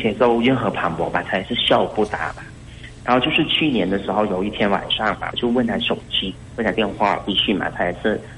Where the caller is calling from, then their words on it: Hainan, China; 我是从海南那边打来的吧？